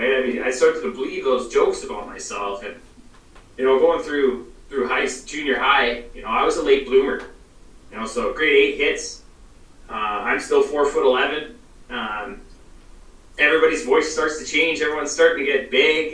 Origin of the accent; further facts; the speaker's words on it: British Columbia, Canada; I'm from Canada